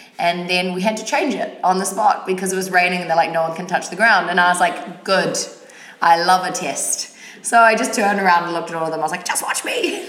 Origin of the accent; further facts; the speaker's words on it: New Zealand; now in New York, United States; I do, but I'm still very much like a Kiwi.